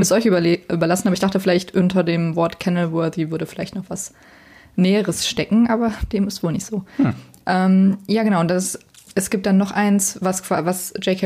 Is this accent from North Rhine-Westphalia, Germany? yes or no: yes; Bonn, North Rhine-Westphalia, Germany; ich bin ähm, in Bonn zur Schule gegangen